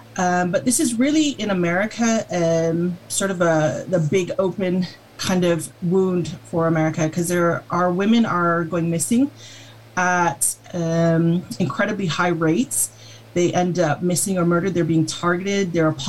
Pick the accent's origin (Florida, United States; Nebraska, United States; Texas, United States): Nebraska, United States; Omaha Indian Reservation; moved away as an adult; also born or lived in Britain; now in United Kingdom; And I'm a ThunderClan woman, and I belong to the Sky people. So I grew up on the Omaha Indian Reservation for the majority of my life, but I've been living here in Britain now for the last 13 years.